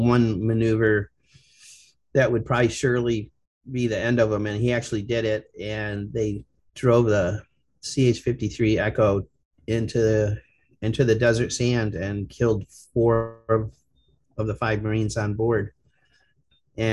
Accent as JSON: {"language": "English", "region": "Ohio", "country": "United States", "said": "I'm from Ohio"}